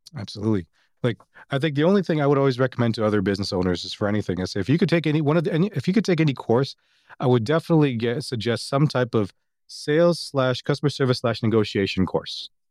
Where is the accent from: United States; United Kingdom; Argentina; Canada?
Canada; Toronto, Ontario; I'm from Toronto